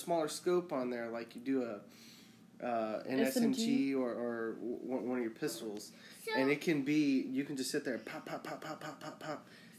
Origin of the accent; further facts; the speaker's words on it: Louisiana, United States; I'm from Louisiana